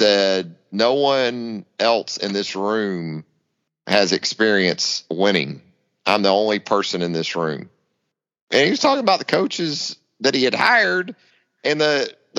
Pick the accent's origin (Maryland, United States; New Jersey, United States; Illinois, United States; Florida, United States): Florida, United States; Northeast; growing up in Northeast Florida